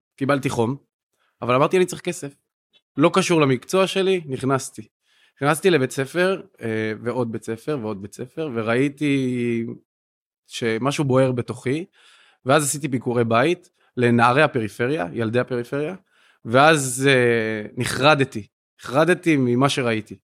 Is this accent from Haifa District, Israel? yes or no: yes; Kiryat Yam, Haifa District, Israel; אני ילד פריפריה גדלתי והתחנכתי בקריית ים